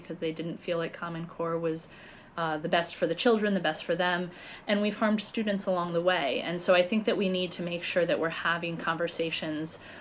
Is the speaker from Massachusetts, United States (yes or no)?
no; New Lebanon, New York, United States; moved away as an adult; also born or lived in California; I was born and raised in New Lebanon